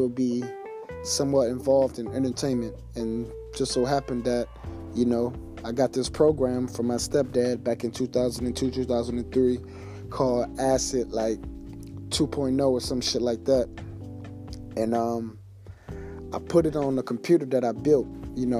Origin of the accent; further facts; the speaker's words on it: Detroit, Michigan, United States; I'm from Detroit, Michigan. You know, D-Baby. 7 Mile, Better Mile, East Side.